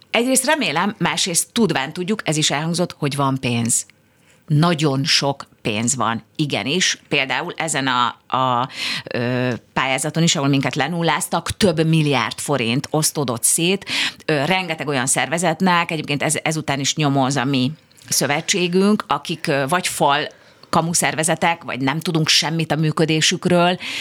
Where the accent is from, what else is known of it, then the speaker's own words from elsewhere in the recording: Budapest, Hungary; imádom Budapestet, mert itt születtem, itt nőttem föl